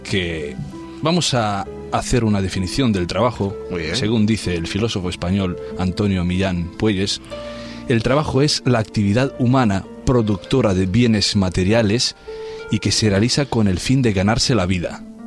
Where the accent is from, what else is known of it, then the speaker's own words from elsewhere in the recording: Transylvania, Romania; now in Spain; todo el mundo conoce la parte de Rumanía de que vengo yo, porque es de moda hoy Transilvania